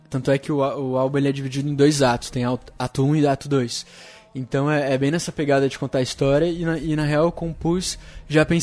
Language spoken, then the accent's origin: Portuguese; Curitiba, Paraná, Brazil; also born or lived in Porto Alegre; eu nasci em Porto Alegre e eu fui morar em Curitiba quando era